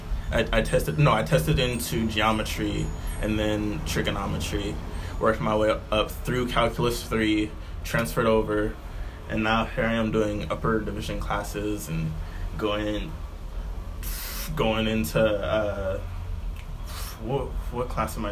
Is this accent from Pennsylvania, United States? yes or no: no; Alameda, California, United States; also born or lived in Oakland, California; most of my formative years were in Alameda from, like kindergarten. Well, I went to school through Alameda from, like, consistently third grade through high school